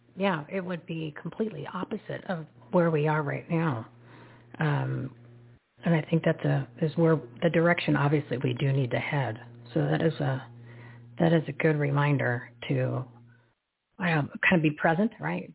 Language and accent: English; New Jersey, United States; I'm from New Jersey